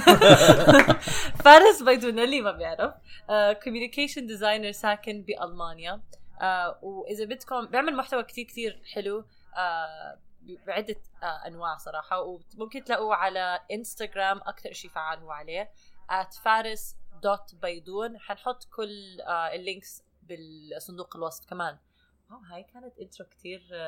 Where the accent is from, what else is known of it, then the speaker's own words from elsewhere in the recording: Jordan; moved away as an adult; now in United States; انا ربيت بالاردن ونقلت على امريكا وانا عمري 24 سنه